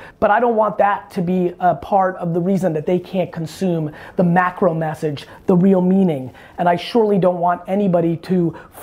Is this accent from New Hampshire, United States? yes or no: no; New Jersey, United States; I've got a Jersey potty mouth. I grew up in Jersey in the 80s